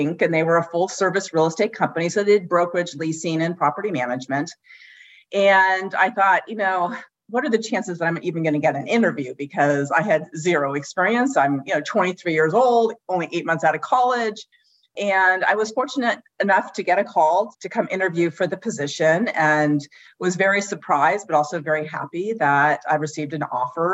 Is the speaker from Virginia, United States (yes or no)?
no; San Francisco Bay Area, California, United States; moved away as an adult; now in San Diego, United States; I grew up in the San Francisco Bay Area and ended up going to college in San Diego at the University of San Diego